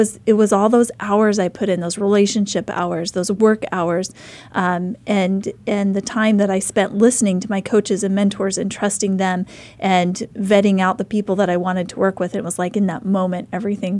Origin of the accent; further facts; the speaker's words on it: Idaho, United States; I'm a mom from Idaho